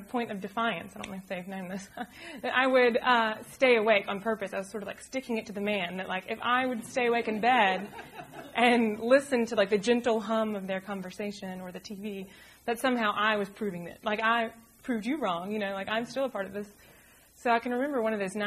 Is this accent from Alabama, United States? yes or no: yes; Birmingham, Alabama, United States; moved away as an adult; also born or lived in Charlottesville, Virginia; growing up from Birmingham to Charlottesville and back